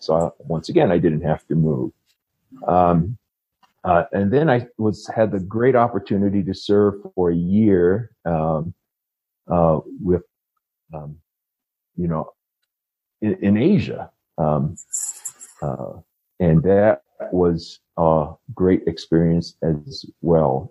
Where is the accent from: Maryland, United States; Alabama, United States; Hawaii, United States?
Hawaii, United States; moved away as an adult; also born or lived in Upland, California / Bakersfield, California; now in Denver, Colorado, United States; growing up in Hawaii uh, as a young priesthood member